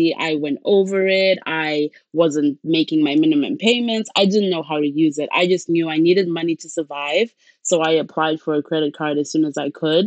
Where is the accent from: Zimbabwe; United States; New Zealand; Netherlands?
Zimbabwe; moved away as an adult; now in Canada; I am originally from Zimbabwe. That's where I was born and grew up.